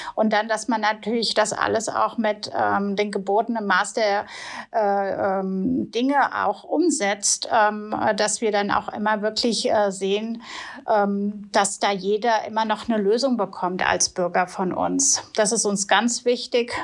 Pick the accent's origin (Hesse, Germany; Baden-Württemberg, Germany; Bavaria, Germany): Hesse, Germany; Wiesbaden; ich komme aus Wiesbaden ursprünglich